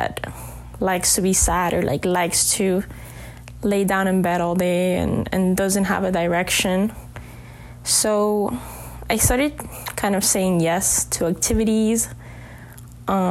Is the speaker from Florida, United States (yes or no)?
yes; Miami, Florida, United States; growing up in Miami